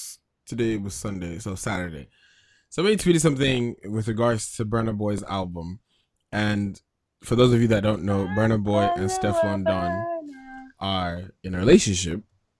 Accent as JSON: {"language": "English", "country": "Nigeria", "tie": "born or raised there", "said": "growing up in Nigeria"}